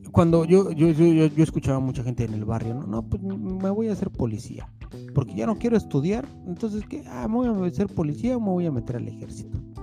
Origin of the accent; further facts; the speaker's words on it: Mexico; moved away as an adult; now in New Jersey, United States; una persona que no vive en México desde hace 12 años